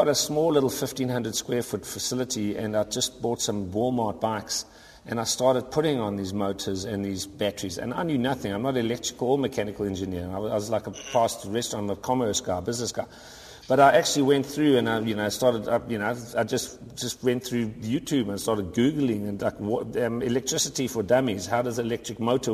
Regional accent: South Africa; moved away; I'm originally from South Africa

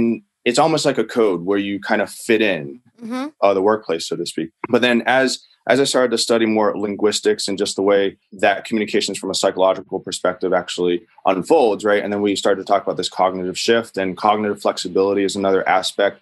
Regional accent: West Virginia, United States; moved away; I'm originally from West Virginia

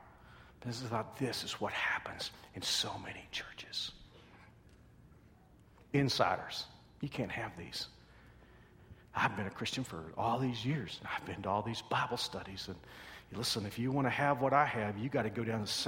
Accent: Texas, United States; I'm from Texas

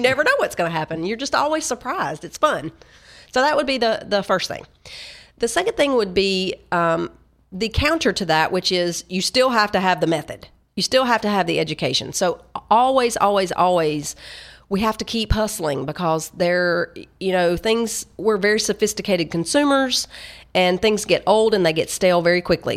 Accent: Tennessee, United States; I'm from Tennessee

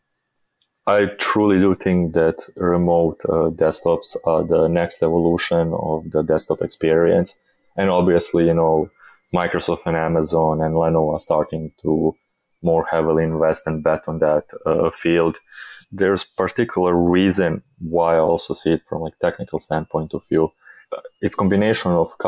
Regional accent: Bosnia & Herzegovina; I come from Bosnia, which is not the most developed country in the world

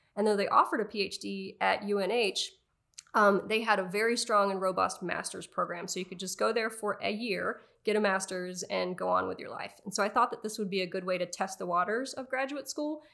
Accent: Raleigh, North Carolina, United States; moved away; grew up outside of Raleigh, North Carolina

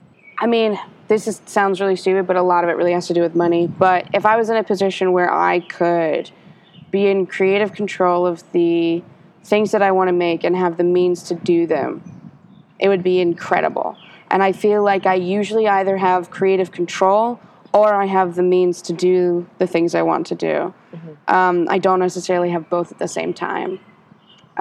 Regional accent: Ohio, United States; moved away as an adult; also born or lived in New York State; now in Atlanta, United States; my family moved to Ohio when I was 10. And so I lived half my life in one state and half my life in another

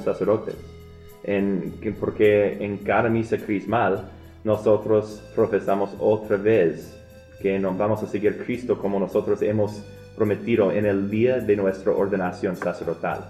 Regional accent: Omaha, Nebraska, United States; Yo vengo de Omaha. Yo, en verdad, es mi ciudad

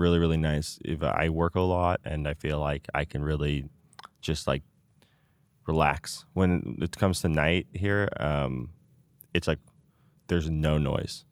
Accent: Danville, California, United States; I grew up in Danville

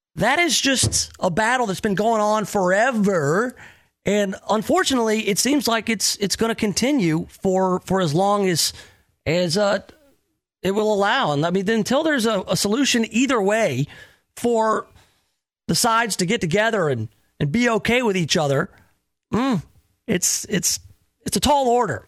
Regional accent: the South, United States; having grown up in the South.

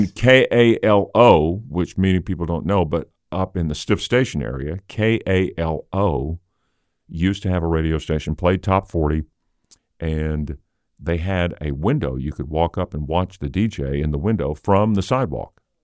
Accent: Little Rock, Arkansas, United States; I grew up in Hillcrest, which is about twenty-five minutes from here

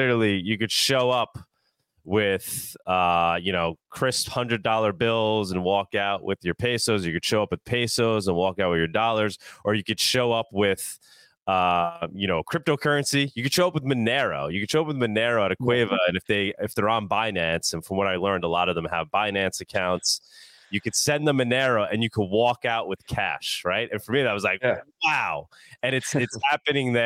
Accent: United States; now in Argentina; I'm American over here

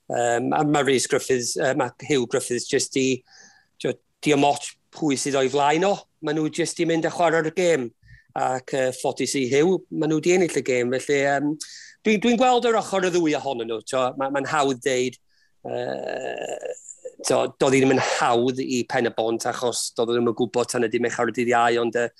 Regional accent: Wrexham, Wales, United Kingdom; dwi wedi byw yn Rexham rhan fwy o'n, fywyd

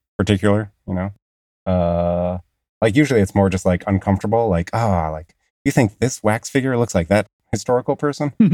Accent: Long Island, New York, United States; accent: Long Island; my Long Island accent

